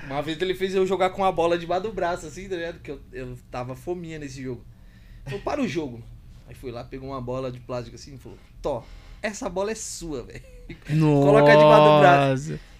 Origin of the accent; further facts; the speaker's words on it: Guarulhos, São Paulo, Brazil; Depois que começou mesmo a galera conhecer mais sobre que eu vim de Guarulhos, de Guarulhos já era milhão.